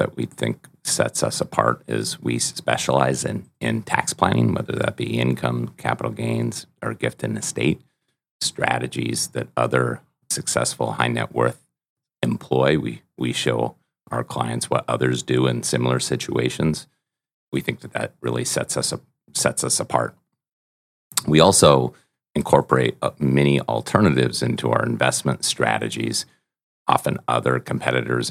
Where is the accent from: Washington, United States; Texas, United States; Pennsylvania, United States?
Washington, United States; Seattle; I grew up in Seattle, outside of Seattle